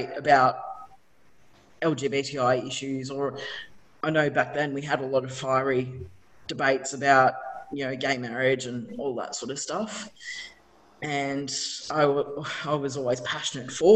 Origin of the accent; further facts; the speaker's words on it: Ballarat, Victoria, Australia; I grew up in Ballarat as well.